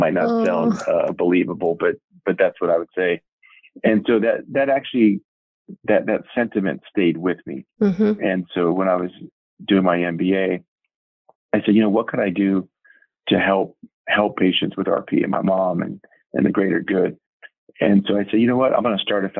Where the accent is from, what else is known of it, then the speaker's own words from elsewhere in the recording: California, United States; I was raised in California in a small town